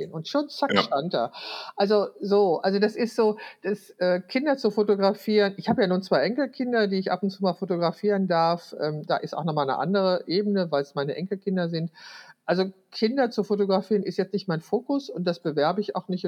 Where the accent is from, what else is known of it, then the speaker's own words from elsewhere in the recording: Wülfrath, North Rhine-Westphalia, Germany; Wülfrath ist meine Geburtsstadt, also da wo ich 20, 21 Jahre gelebt habe